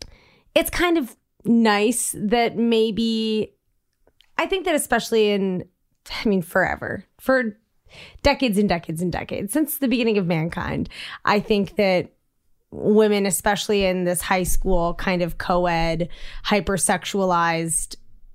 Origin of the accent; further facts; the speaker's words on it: Washington, District of Columbia, United States; And like I grew up in Georgetown and there was like the Pleasure Palace